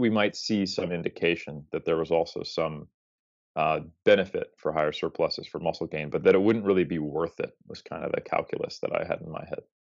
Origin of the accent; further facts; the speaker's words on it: United States; as an American